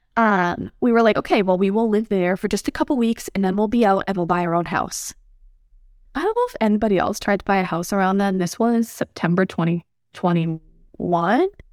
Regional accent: Massachusetts, United States; moved away as an adult; also born or lived in New Mexico; We're from Massachusetts, both of us

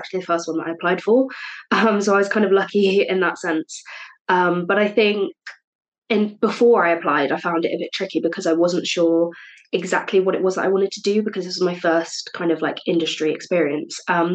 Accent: Cheltenham, South West England, United Kingdom; moved away as an adult; now in Cardiff, United Kingdom; I'm originally from Cheltenham, but I'm studying media and communications at Cardiff Uni

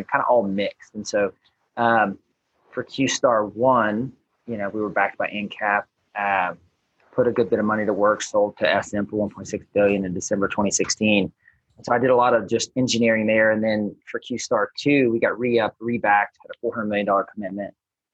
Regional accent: Baton Rouge, Louisiana, United States; moved away as an adult; originally born and raised in Baton Rouge, or right outside of Baton Rouge, Louisiana.

